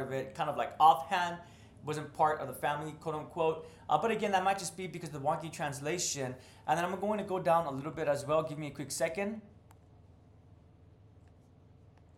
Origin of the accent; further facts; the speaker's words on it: United States; as an American